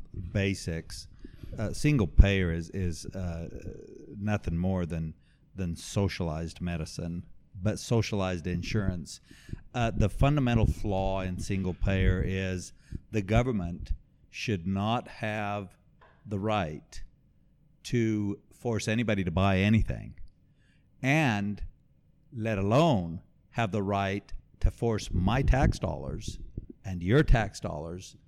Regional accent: Mexico; now in Texas, United States; I was born and raised in Mexico

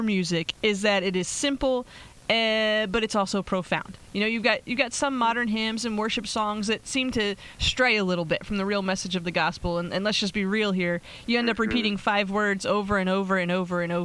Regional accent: Pennsylvania, United States; now in Las Vegas, United States; I'm from Pennsylvania

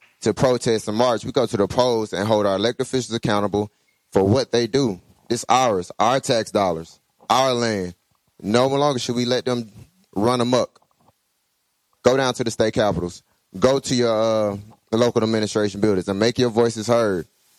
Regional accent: Clayton County, Georgia, United States; I'm a graduate of Morehouse. I'm from Clayton County, Southside.

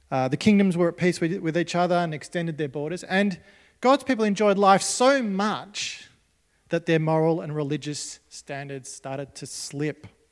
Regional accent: Australia; As Australian Christians

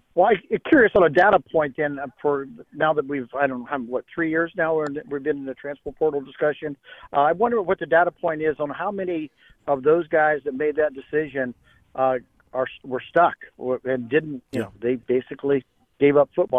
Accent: Ohio, United States; also born or lived in Cane Bay, South Carolina; we're from Ohio, stay in Ohio uh, half the year

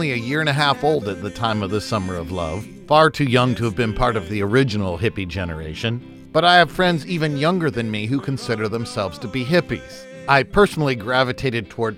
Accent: New Port Richey, Florida, United States; my hometown of Newport Richey, a conservative retirement town on the west coast of Florida

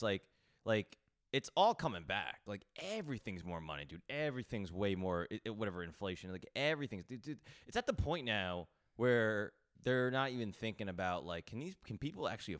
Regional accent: New York, United States; As a New Yorker, you're like, what the fuck is this?

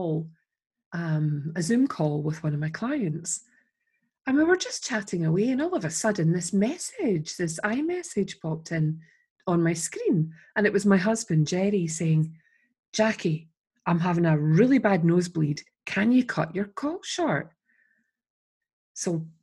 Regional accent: Scotland, United Kingdom

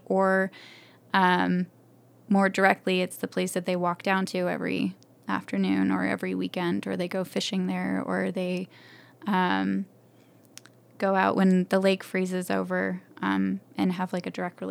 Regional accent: Alpine, Utah, United States; I grew up in Utah Valley. We were in Alpine

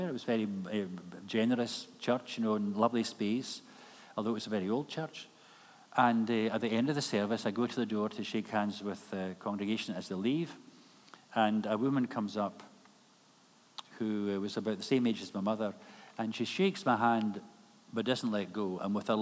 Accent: Kilmarnock, Scotland, United Kingdom; moved away as an adult; Kilmarnock is my hometown

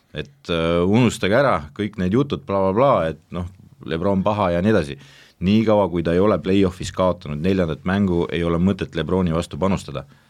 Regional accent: Estonia; ma olen eestlane siiski

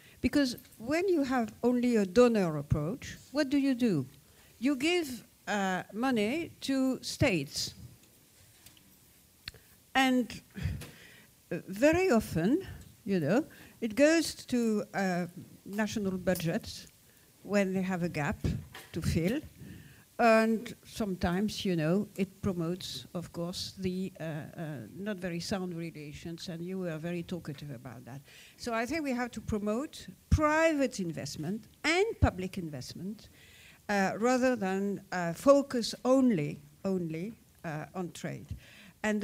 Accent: Morocco; born there; English is a second language; I was born in Morocco, and you know, I'm French, so.

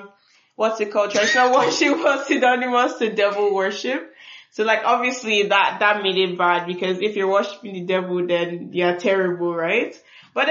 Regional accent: Nigeria; I'm just from another tribe in Nigeria.

